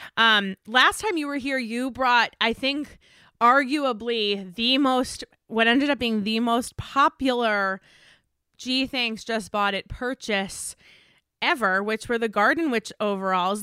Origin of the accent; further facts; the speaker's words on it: East Coast, United States; now in Los Angeles, United States; I'm from the East Coast, I get freezing weather